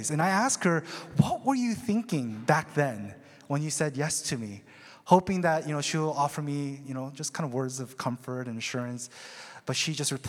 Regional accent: Seattle, Washington, United States; Uh, now, me, on the other hand, I was um, from Seattle. I came freshly from Seattle, uh, grungy, unkept seminary student.

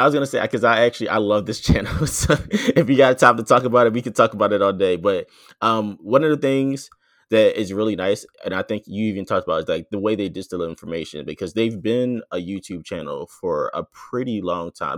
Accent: Philadelphia, Pennsylvania, United States; Philadelphia, 'cause that's actually where I'm from.

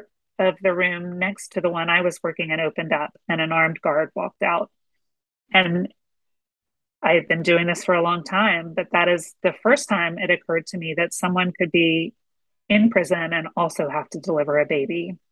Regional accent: Atlanta, Georgia, United States; moved away as an adult; also born or lived in Washington, D.C.; I'm from Atlanta, grew up here. But I was really operating, was working out of Washington, D.C.

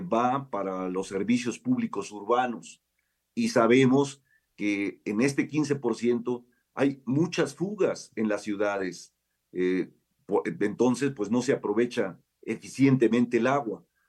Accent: Mexico

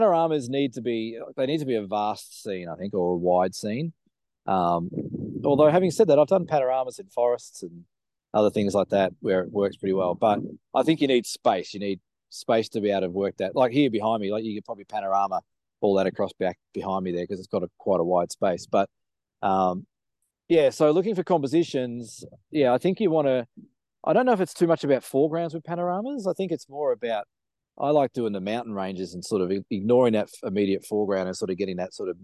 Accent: Australia; we're from Australia

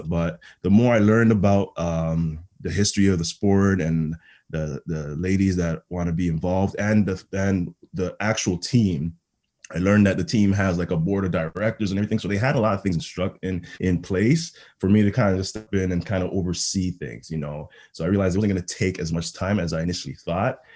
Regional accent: Toronto, Ontario, Canada; born or raised there; also born or lived in Ghana / Montreal

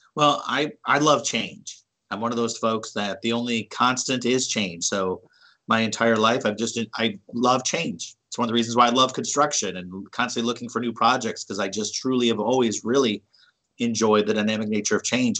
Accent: Cleveland, Ohio, United States; Growing up in Cleveland

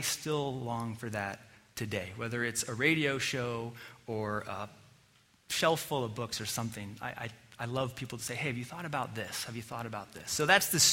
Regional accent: Colorado, United States; growing up in Colorado

